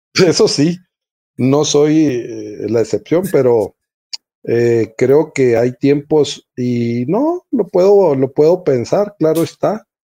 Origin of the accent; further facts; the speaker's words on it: Nuevo Casas Grandes, Chihuahua, Mexico; also born or lived in Ciudad Juárez; aquí en, en mi tierra